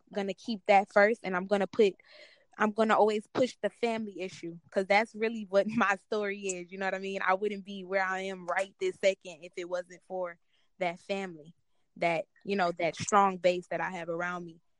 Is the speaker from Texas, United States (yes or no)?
yes; Houston, Texas, United States; I'm from Houston